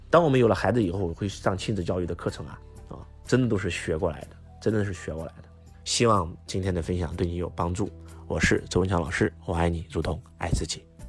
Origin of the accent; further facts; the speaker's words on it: China; 我们中国人